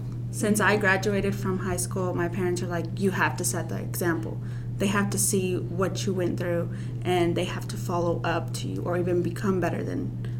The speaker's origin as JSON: {"language": "English", "town": "Russellville", "region": "Arkansas", "country": "United States", "said": "I am a sophomore, and I'm from Russellville, Arkansas."}